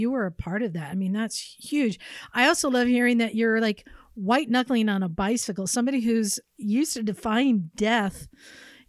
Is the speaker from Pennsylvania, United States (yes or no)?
no; Oakland, California, United States; I grew up in Oakland